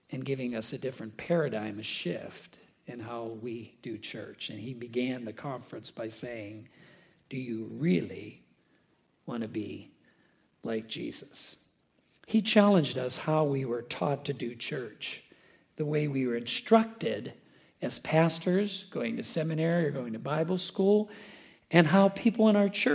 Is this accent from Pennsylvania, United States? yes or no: yes; Pittsburgh, Pennsylvania, United States; now in DeKalb, United States; I grew up in Western Pennsylvania, in Pittsburgh.